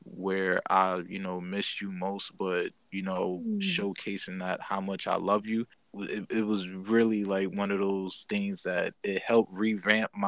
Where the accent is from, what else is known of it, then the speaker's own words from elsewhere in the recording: Bridgeport, Connecticut, United States; I'm from Bridgeport, Connecticut